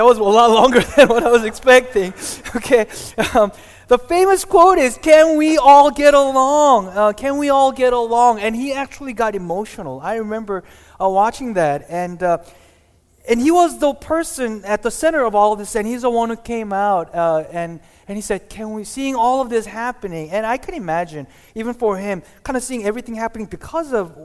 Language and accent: English; Glendale, California, United States; I grew up in Glendale